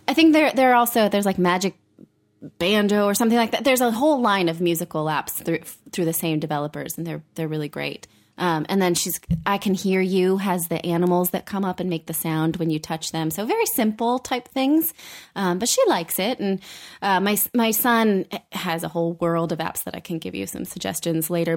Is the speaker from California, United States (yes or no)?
yes; Fremont, California, United States; I grew up in Fremont